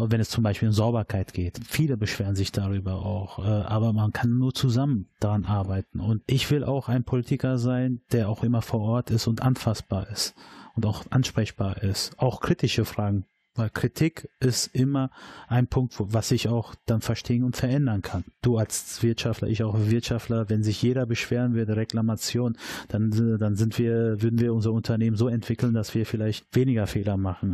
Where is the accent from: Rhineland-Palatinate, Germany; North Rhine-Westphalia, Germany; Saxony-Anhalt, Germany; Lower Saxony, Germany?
North Rhine-Westphalia, Germany; Dortmund; bin da geboren, da groß geworden und ich erlebe die Nordstadt.